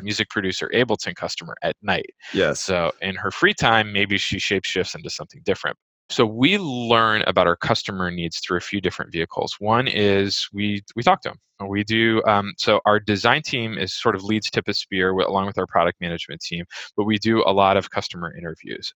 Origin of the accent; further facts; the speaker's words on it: Bay Area, California, United States; moved away as an adult; also born or lived in Brooklyn, New York; now in New York, United States; I grew up in the Bay Area in oh, California.